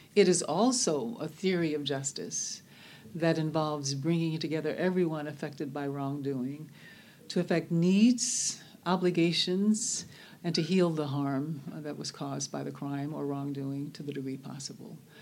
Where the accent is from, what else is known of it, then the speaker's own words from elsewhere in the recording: Birmingham, Alabama, United States; now in Oakland, United States; I was born in Birmingham, Alabama, uh, which we there um, knew as Bombingham, Alabama. Uh, I was raised literally in a neighborhood called Dynamite Hill.